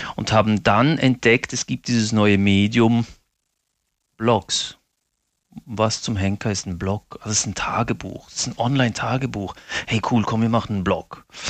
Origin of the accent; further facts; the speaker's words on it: Basel, Basel-Stadt, Switzerland; Ich bin ja in Basel geboren und aufgewachsen, aber meine Eltern sind aus den Abruzzen, Mittelitalien